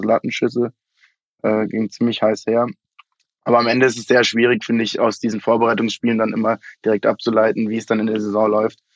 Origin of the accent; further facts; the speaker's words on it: Munich, Bavaria, Germany; also born or lived in Vienna; Ich bin in München geboren, ähm, habe dann in Wien studiert, äh, bin nach dem Studium aber wieder nach München zurückgekehrt